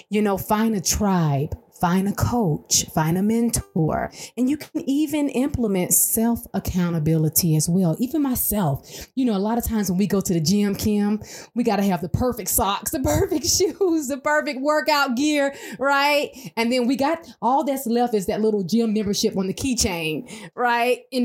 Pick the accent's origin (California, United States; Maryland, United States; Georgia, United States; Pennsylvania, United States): Georgia, United States; Atlanta; moved away as an adult; now in El Paso, United States; I'm from Atlanta originally.